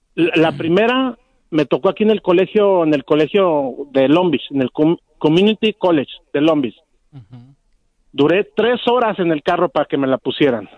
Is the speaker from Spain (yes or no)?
no; Jalisco, Mexico; soy jalisquillo 100%